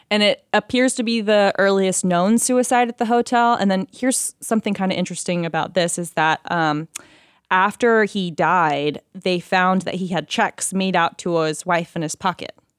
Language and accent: English; United States; also born or lived in Oklahoma / Texas; now in Los Angeles, United States; I grew up in Oklahoma and Texas